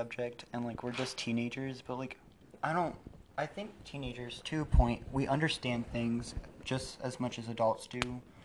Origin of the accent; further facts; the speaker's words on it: Rogersville, Missouri, United States; we're from Missouri. And, well, specifically Rogersville